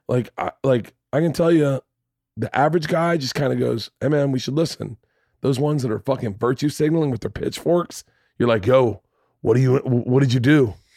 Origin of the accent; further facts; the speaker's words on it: the South, United States; I grew up in the South